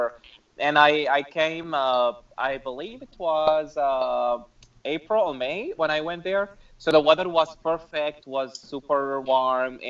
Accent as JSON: {"language": "English", "country": "Iraq", "tie": "born or raised there", "moved": "yes", "lives_now": "United States", "said": "I am a Muslim queer, born and raised in Iraq, and currently live in the U.S."}